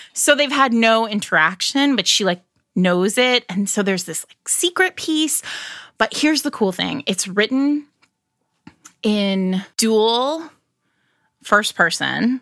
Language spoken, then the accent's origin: English; New England, United States; I'm from New England